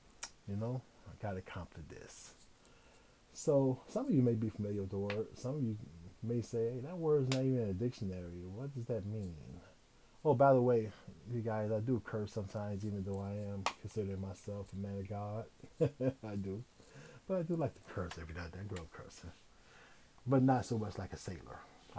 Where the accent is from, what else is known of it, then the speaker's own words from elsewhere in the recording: Midwest, United States; And I was from the Midwest.